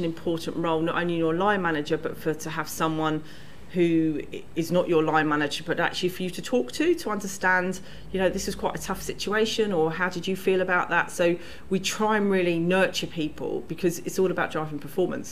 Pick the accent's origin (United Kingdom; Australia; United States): United Kingdom; London; I grew up in South London.